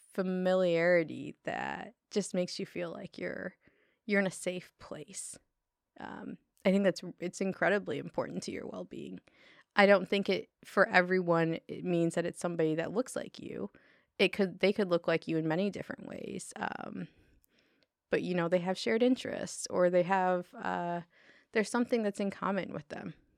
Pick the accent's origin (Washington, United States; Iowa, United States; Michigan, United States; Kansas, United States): Michigan, United States; Detroit; moved away as an adult; also born or lived in Chicago / Bay Area; now in Humboldt County, United States; I grew up in Detroit